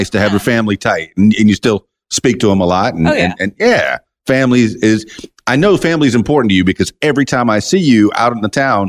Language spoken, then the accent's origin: English; South Florida, United States; We're from South Florida